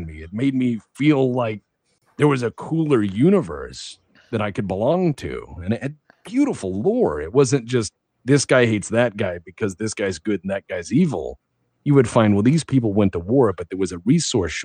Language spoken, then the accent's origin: English; Texas, United States; I was an awkward kid growing up in Texas.